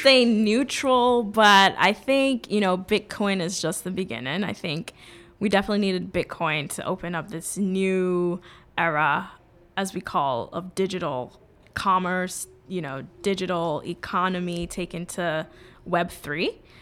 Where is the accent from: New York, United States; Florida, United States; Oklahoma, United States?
New York, United States; New York City; also born or lived in Jamaica; So I grew up in New York City. I grew up in the Bronx